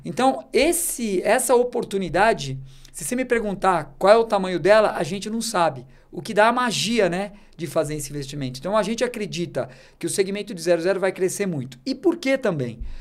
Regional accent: Brazil; como brasileiro

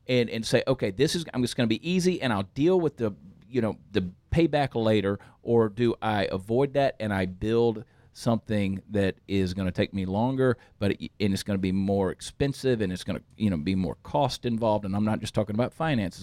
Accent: Texas, United States; we're from Texas

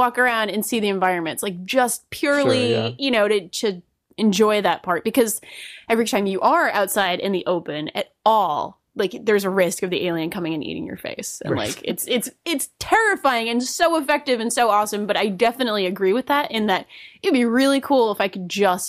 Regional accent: Rhode Island, United States; accent: Rhode Island; I went to every poster and read them out in my Rhode Island accent as well.

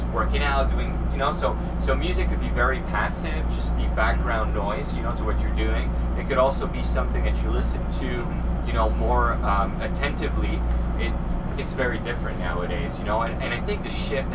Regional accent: Canada; English is a second language; I'm French Canadian, sometimes, you know, I spin the wrong syllables

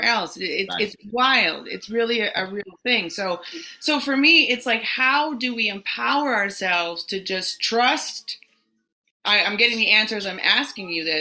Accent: Western Canada, Canada; now in New York, United States; I grew up in Western Canada

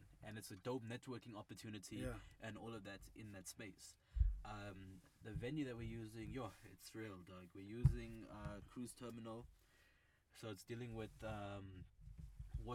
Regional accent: United States; now in Cape Town, South Africa; growing up in the States, I still have a lot of US influence

